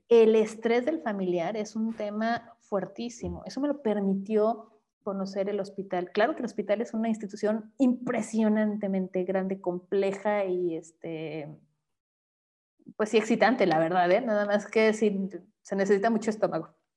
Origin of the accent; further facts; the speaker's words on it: Mexico; como mexicanos